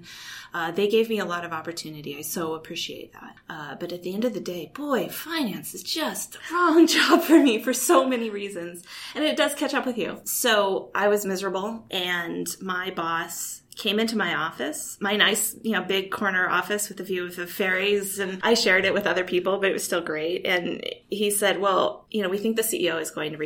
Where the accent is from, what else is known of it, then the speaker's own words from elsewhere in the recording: Kalispell, Montana, United States; moved away as an adult; also born or lived in Indiana / Vienna / New York; I grew up in Kalispell, Montana